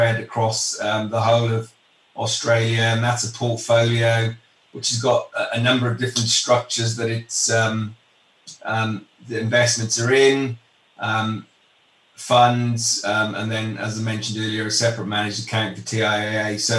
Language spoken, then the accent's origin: English; United Kingdom; moved away as an adult; now in Chicago, United States; I'm from the UK originally